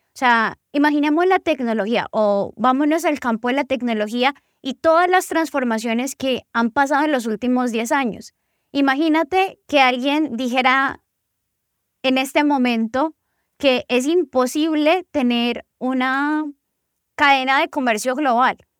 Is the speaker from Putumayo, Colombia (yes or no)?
yes; Putumayo, Colombia; moved away as an adult; now in Medellín, Colombia; yo soy del departamento del Putumayo. Toda mi familia en este momento está en el departamento del Putumayo. Yo vivo en Medellín hace 10 años